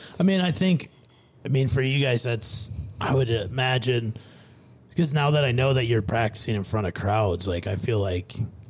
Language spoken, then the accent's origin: English; Minnesota, United States; my hometown is 10 minutes from the Iowa border, so I'm from Minnesota.